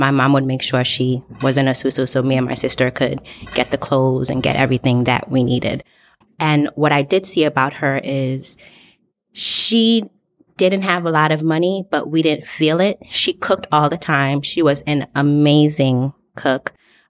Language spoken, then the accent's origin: English; Haiti; also born or lived in Brooklyn; So I was born in Brooklyn at Kings County. And then she took me back to Haiti.